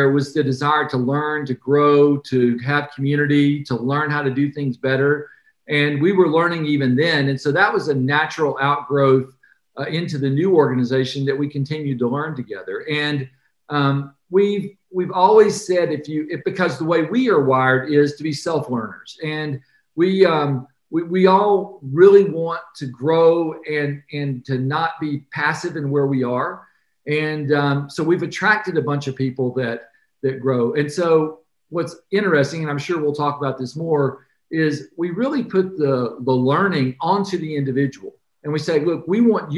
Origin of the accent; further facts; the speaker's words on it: Atlanta, Georgia, United States; I grew up in Atlanta